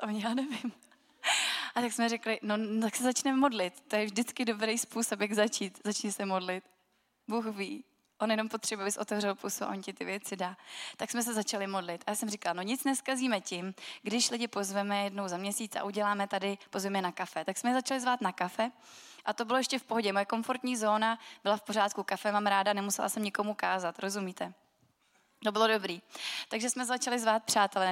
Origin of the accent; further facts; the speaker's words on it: Milovice, Central Bohemian Region, Czechia; A já jsem z Milovic a to je město, který má velmi zajímavou historii